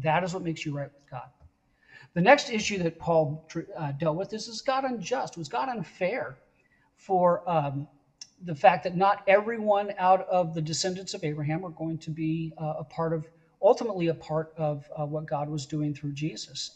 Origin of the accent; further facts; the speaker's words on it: West Coast, United States; I'm from the West Coast.